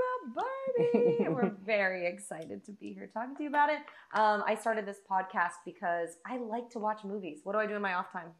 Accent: Vacaville, California, United States; My hometown is literally called Vacaville. Cowtown.

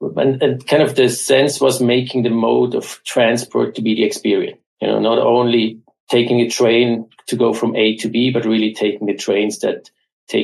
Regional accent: Switzerland; I'm born and raised in Switzerland

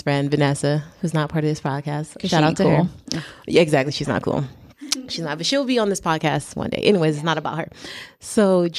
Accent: Oakland, California, United States; also born or lived in Los Angeles; I'm born and raised in the Bay Area

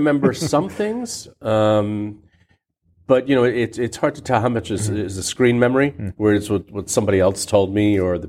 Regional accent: Miami, Florida, United States; also born or lived in Santiago, Cuba; So I was born in Cuba. I was born in Santiago, Cuba. My parents are from Santiago. Our lineage is Basque, so we go back to the Basque country in Spain. And we moved to Miami when I was 4.

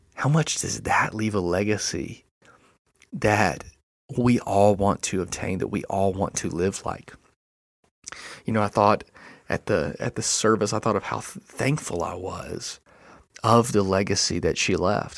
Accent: Enterprise, Alabama, United States; moved away; my hometown, uh, Enterprise, Alabama

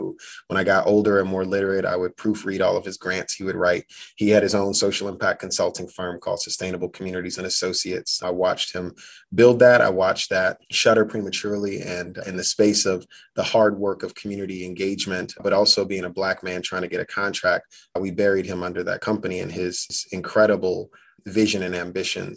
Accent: Chicago, Illinois, United States; the city I was born into

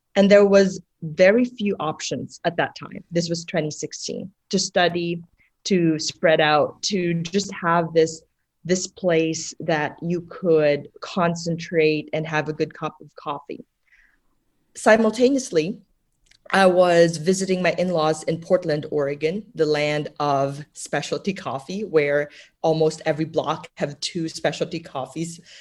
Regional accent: Philippines; moved away; when I was growing up in the Philippines, uh, my grandmother owned a coffee shop

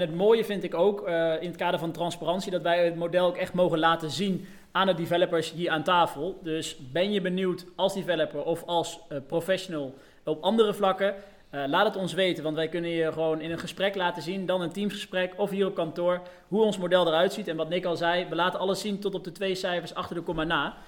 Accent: Deventer, Overijssel, Netherlands; moved away as an adult; also born or lived in Arnhem / Den Bosch; now in 's-Hertogenbosch, Netherlands; Uiteindelijk ben ik op mijn eh, vijfde verhuisd naar, uh, naar Deventer, waar ik tot mijn eh, zeventiende heb gewoond

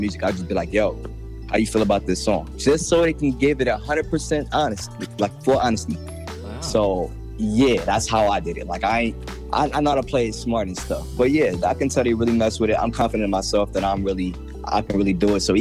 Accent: Jersey City, New Jersey, United States; I'm from Jersey City, New Jersey.

